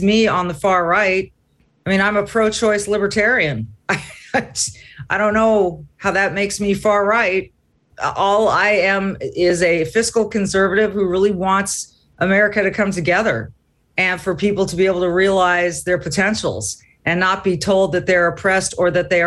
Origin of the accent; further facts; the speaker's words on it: California, United States; now in Minnesota, United States; I live in Minnesota. I was born and raised in California